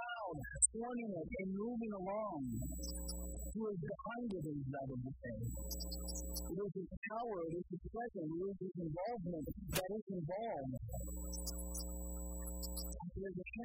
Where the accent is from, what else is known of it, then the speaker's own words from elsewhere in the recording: Florida, United States; now in California, United States; I grew up in Florida